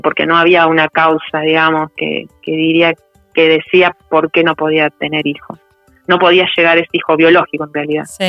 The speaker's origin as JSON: {"language": "Spanish", "region": "Buenos Aires Province", "country": "Argentina", "tie": "born or raised there", "said": "Yo nací en, la provincia de Buenos Aires"}